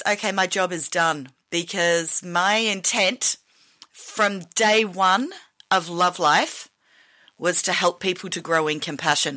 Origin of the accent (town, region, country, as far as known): Australia